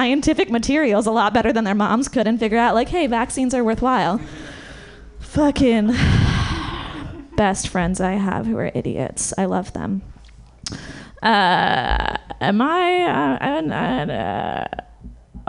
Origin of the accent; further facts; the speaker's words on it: Marin, California, United States; I come from Marin, over the bridge